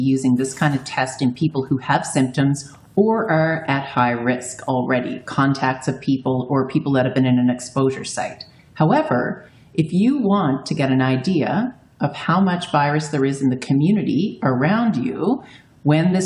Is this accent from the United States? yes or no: no; Newfoundland and Labrador, Canada; moved away; I'm a Newfoundlander